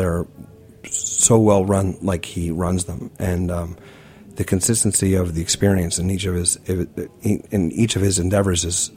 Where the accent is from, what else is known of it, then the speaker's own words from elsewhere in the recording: New York City, New York, United States; I grew up in New York.